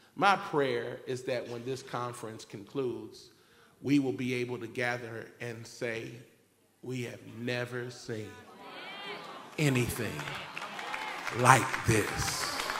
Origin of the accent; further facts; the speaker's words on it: Cincinnati, Ohio, United States; the God who created me and birthed me in Cincinnati, Ohio in 1973